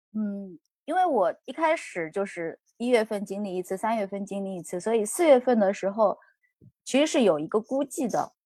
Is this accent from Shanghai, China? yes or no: yes; Shanghai, China; 我应该嗯。是属于移民的二代。嗯嗯，嗯。对但是我自己是出生在上海。嗯嗯。，然后成长受教育在上海，大，大部分时间都在上海度过